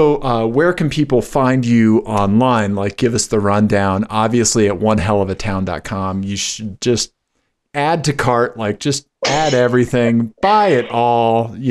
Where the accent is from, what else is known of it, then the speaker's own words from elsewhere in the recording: Missouri, United States; I'm from Missouri and I can't say anything correct.